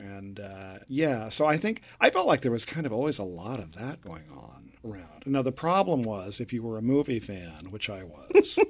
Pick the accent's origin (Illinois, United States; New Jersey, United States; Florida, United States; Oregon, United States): Oregon, United States; born or raised there; moved away as an adult; also born or lived in Portland; now in New York, United States